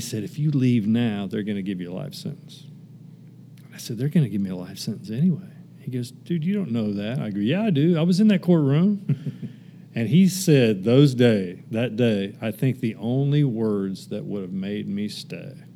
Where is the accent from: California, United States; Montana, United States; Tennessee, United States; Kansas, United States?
Kansas, United States; moved away; also born or lived in Texas; I actually moved back uh, to my home state of Kansas for a little bit